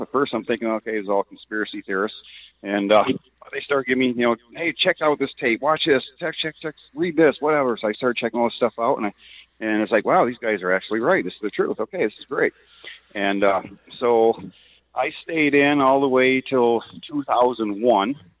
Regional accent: Detroit, Michigan, United States; I grew up in Detroit

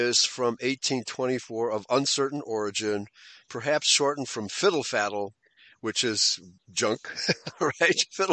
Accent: Chicago, Illinois, United States; when I was growing up in Chicago in the 60s, the German community was very tight-knit

